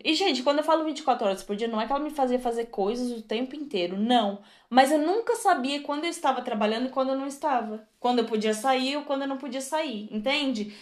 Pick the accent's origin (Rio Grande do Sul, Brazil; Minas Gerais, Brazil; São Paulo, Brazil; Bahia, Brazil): Rio Grande do Sul, Brazil; Torres; moved away as an adult; also born or lived in Birmingham, England; now in England; eu sou de Torres, tá? Rio Grande do Sul, só pra falar que eu sou gaúcha